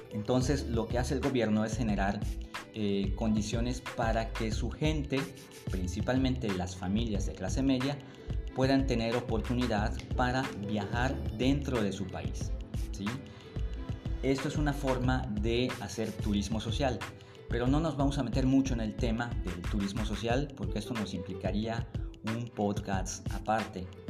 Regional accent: Mérida, Yucatán, Mexico; de donde yo vengo está en esta parte del sureste de México, en un lugar que se llama Yucatán y en una pequeña ciudad que se llama Mérida

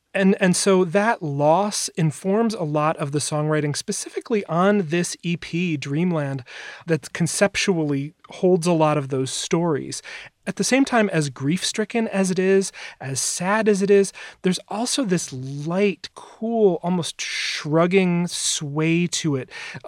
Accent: Wisconsin, United States; my home state of Wisconsin

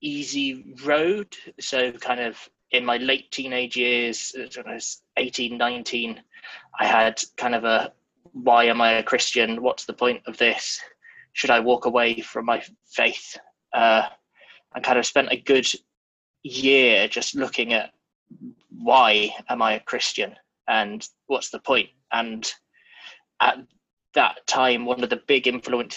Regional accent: Leicester, East Midlands, United Kingdom; moved away as an adult; now in Amsterdam, Netherlands; I am from the UK, from a place in the middle of England called Leicester, which is about 2 hours drive north of London

